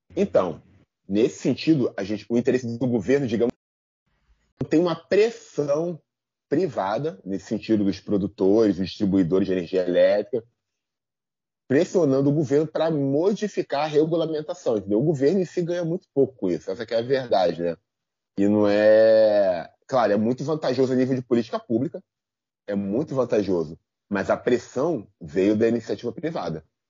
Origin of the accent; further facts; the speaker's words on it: São João de Meriti, Rio de Janeiro, Brazil; Eu sou de São João de Meriti